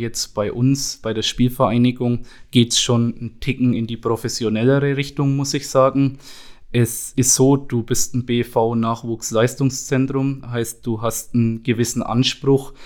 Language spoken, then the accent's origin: German; Schnelldorf, Bavaria, Germany; bei uns in Schnelldorf, bei meinem Heimatverein, bei den Bambinis eben begonnen zum Trainieren